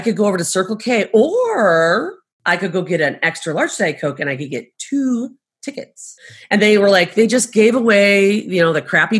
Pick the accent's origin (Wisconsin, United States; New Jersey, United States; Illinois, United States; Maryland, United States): Illinois, United States; Chicago; moved away as an adult; now in Arizona, United States; I grew up in Chicago, so I grew up during that time.